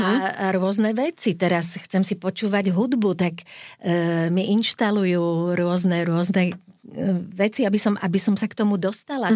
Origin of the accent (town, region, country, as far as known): Slovakia